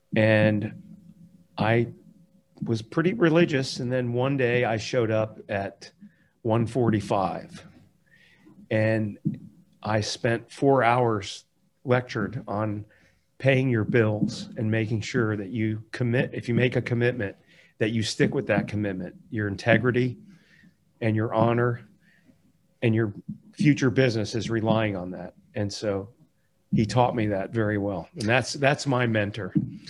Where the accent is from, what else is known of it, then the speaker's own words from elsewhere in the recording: Palm Beach County, Florida, United States; also born or lived in Miami; I was actually seven years old at the time we moved to, to Palm Beach County